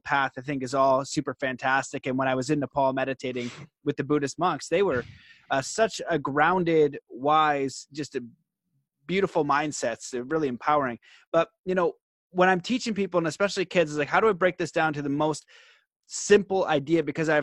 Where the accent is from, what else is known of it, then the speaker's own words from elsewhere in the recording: Canada; I'm Canadian